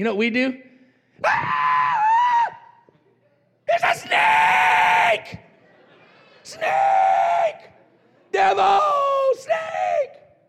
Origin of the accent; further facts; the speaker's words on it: Roswell, New Mexico, United States; I was raised in Roswell, New Mexico